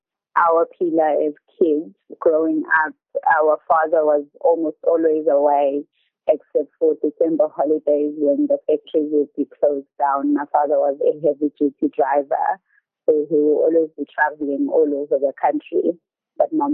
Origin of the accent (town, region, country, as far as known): Mseleni, KwaZulu-Natal, South Africa; born or raised there; English is a second language